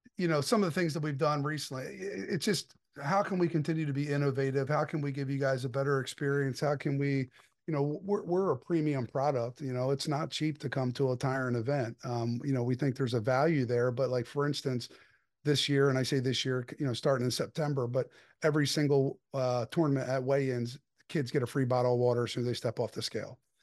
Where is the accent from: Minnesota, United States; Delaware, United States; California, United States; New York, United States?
Delaware, United States; I'm born and raised in Delaware.